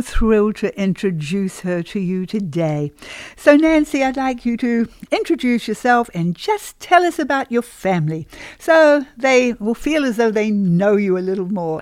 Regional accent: New Zealand; moved away as an adult; also born or lived in Australia; now in United States; my husband and I have been in the States now uh, for about 30 years. And we came originally from New Zealand. We were 10 years in Australia.

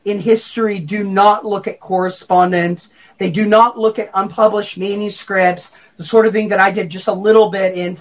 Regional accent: Texas, United States; I'm a Texan and I'm Reformed

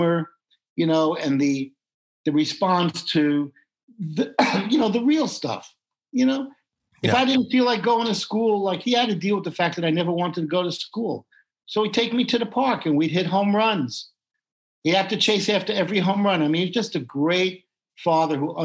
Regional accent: New York City, New York, United States; I grew up in the Bronx where you would hear the doo-wop harmony

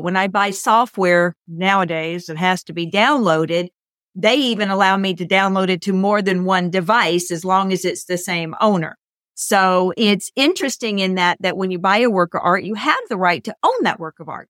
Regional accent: United States; I'm an American

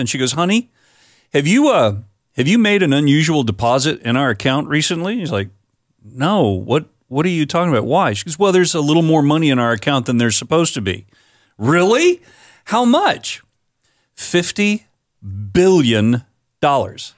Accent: Florida, United States; My home state of Florida

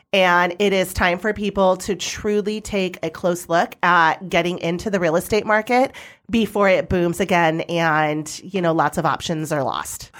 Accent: Arizona valley, United States; it's in my hometown

